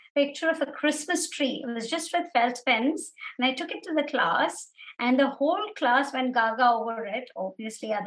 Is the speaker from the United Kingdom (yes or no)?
no; Dubai, United Arab Emirates; I was actually born right after they got married and was raised in Dubai. So my whole childhood has been in Dubai